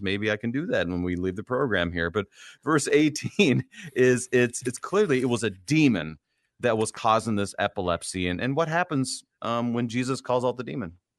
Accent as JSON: {"language": "English", "region": "Minnesota", "country": "United States", "said": "a Minnesotan like me"}